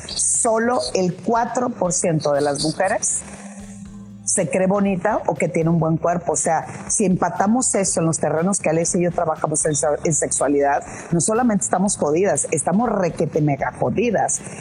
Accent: Culiacán, Sinaloa, Mexico; moved away as an adult; also born or lived in Puebla; cuando yo salí de Culiacán para irme a estudiar una maestría a Puebla

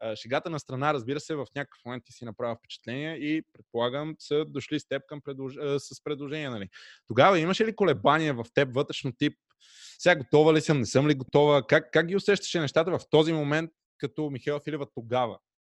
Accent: Pernik, Pernik Province, Bulgaria; Радио Enjoy, разбира се, в град Перник, откъдето съм аз.

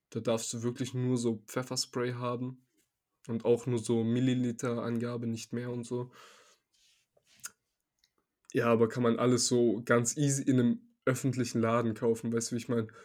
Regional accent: Serbia; now in Germany; ich komme ja aus Serbien jetzt nicht aus so einer ha Hauptstadt wie Belgrad oder so einer generell großen Stadt

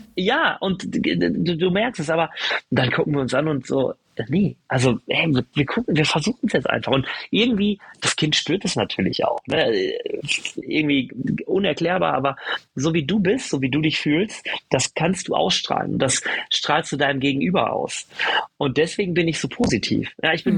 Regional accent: Germany; Wir sind in Deutschland geboren, in Europa

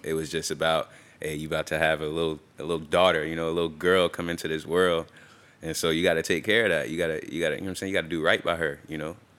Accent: Tampa, Florida, United States; I'm from, I'm from here. I'm from Tampa, Florida. And, uh, grew up, um, till I was about se, till about second grade, um, in West Tampa.

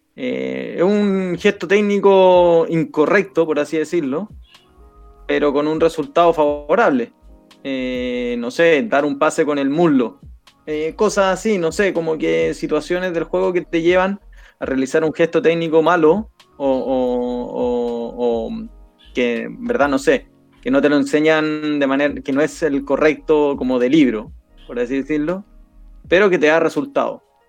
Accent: Chile; somos los mismos chilenos

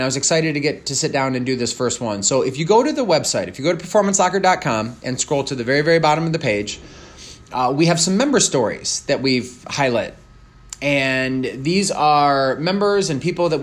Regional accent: Detroit, Michigan, United States; moved away as an adult; now in Alpena, United States; I grew up in the Metro Detroit area

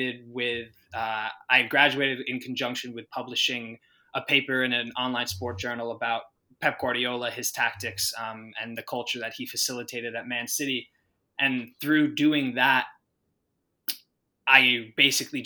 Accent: United States; moved away as an adult; also born or lived in Spain / London; I'm American. Like, I'm a dual citizen, but people will identify me as an American

